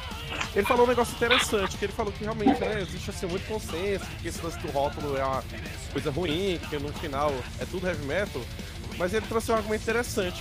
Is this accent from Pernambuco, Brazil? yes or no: yes; Caruaru, Pernambuco, Brazil; Eu nasci em Caruaru também